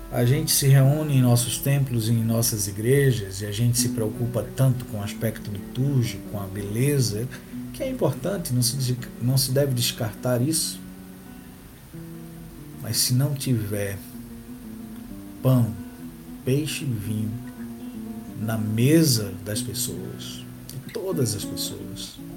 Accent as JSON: {"language": "Portuguese", "region": "Northeast Region", "country": "Brazil", "said": "Sou pequeno, sou nordestino, uso barba, uso óculos, sou pardo e tenho cabelos encaracolados."}